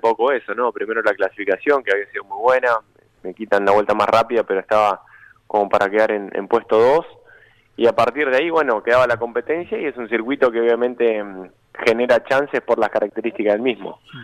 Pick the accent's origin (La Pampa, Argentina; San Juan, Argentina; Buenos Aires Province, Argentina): Buenos Aires Province, Argentina; Benito Juárez; now in Buenos Aires, Argentina; Benito Juárez, eh, nada, el pueblo que me dio muchísimo, me dio nacer, crecer ahí.